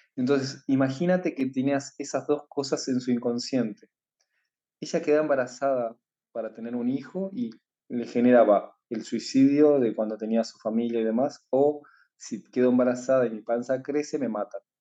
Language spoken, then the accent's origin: Spanish; Argentina; Yo soy de Argentina